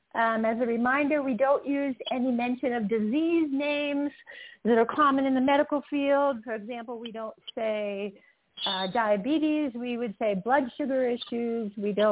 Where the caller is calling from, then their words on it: Utah, United States; I am calling in from beautiful Utah right now.